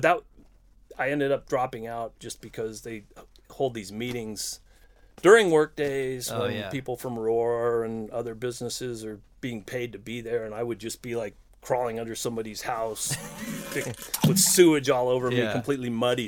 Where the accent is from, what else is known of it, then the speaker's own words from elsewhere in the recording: Chula Vista, California, United States; I'm from Chula Vista, yeah.